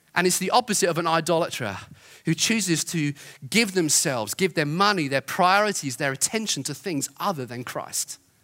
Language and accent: English; Brighton, South East England, United Kingdom; growing up in Brighton